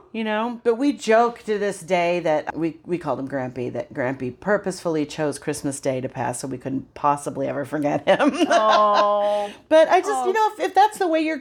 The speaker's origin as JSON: {"language": "English", "region": "upstate New York", "country": "United States", "moved": "yes", "lives_now": "California, United States", "said": "I'm from New York and the family was in New York, upstate"}